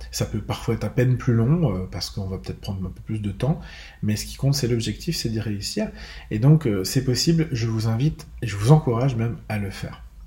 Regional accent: Bourgogne-Franche-Comté, France; chez moi en Franche-Comté

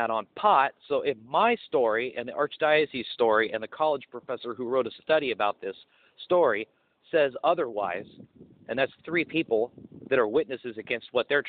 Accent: Pueblo, Colorado, United States; Black Hills Energy at the time was going through some uproar in my hometown, Pueblo, Colorado

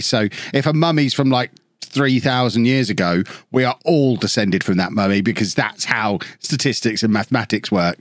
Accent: Peterborough, East of England, United Kingdom; I grew up in Peterborough

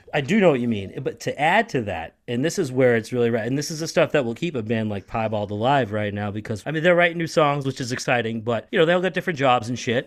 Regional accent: Boston, Massachusetts, United States; moved away as an adult; now in St. Petersburg, United States; I'm from Boston

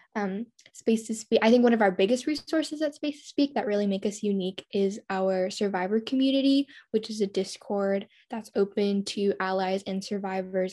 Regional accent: rural Oregon, United States; I'm from a really small town in rural Oregon.

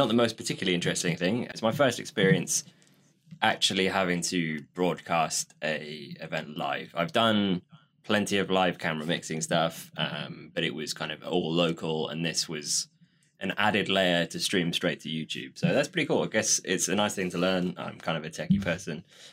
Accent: England, United Kingdom; we're English

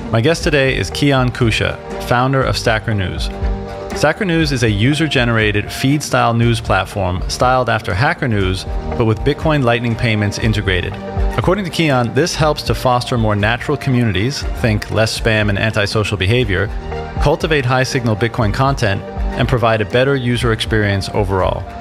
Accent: California, United States; moved away as an adult; now in Austin, United States; No, I'm from California.

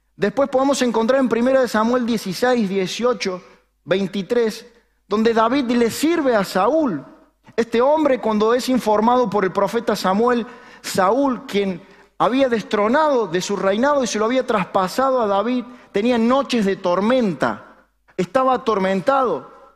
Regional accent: Argentina; los argentinos somos los que tenemos un máster y un doctorado en opinar

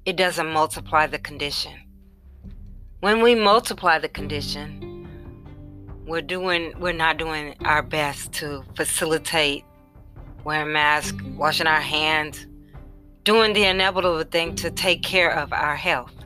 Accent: Indianapolis, Indiana, United States; Indianapolis, my hometown, and where I reside

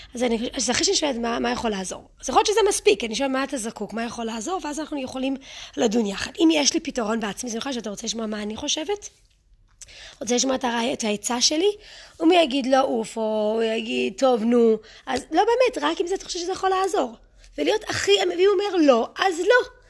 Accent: Israel; Hebrew is a second language; also born or lived in United States; גדלתי בארצות הברית, עשיתי עלייה כשהייתי קטנה, כשהייתי בת שמונה, אז אני מתנצלת מראש על הטעויות בעברית

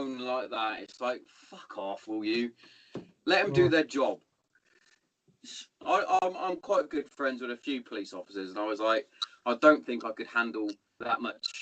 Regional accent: Hereford, West Midlands, United Kingdom; moved away; my hometown. I'm from Hereford originally

